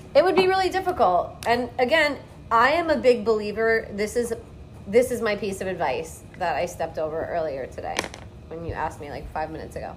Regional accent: Long Island, New York, United States; moved away as an adult; now in Key West, United States; I'm from Long Island, New York

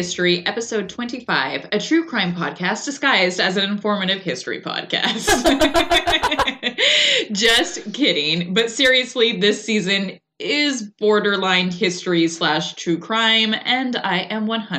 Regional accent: Sacramento, California, United States; We're from Sacramento, California, and Sacramento has so much history

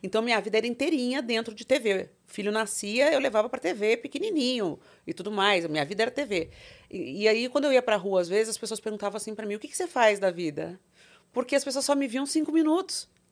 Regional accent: Tremembé, São Paulo, Brazil; also born or lived in Taubaté; Eu nasci em Tremembé, Taubaté, só que não tá. tinha maternidade em Tremembé, que é embaixo de Campos do Jordão

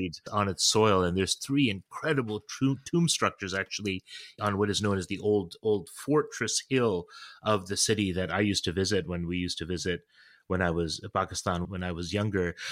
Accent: Toronto, Ontario, Canada; now in New Haven, United States; I was born in Toronto, Canada

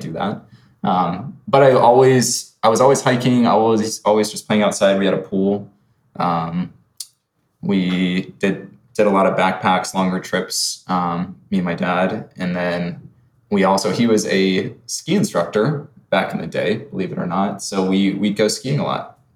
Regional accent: Phoenix, Arizona, United States; I was born and raised, lived there really whole life

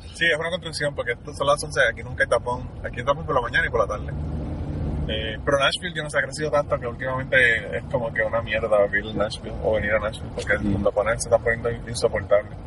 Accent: Utuado, Puerto Rico; moved away; nosotros somos de Utuado. Y Utuado no es San Juan, no es apartamento y asfalto

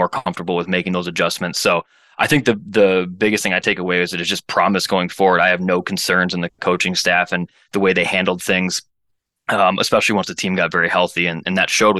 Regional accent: Minnesota, United States; I grew up, I'm born and raised in Minnesota here.

